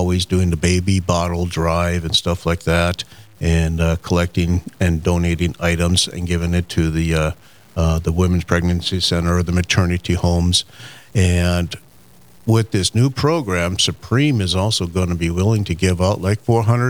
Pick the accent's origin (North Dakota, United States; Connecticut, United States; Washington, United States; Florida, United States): North Dakota, United States; Mandan; now in Grand Forks, United States; I'm originally from Mandan, North Dakota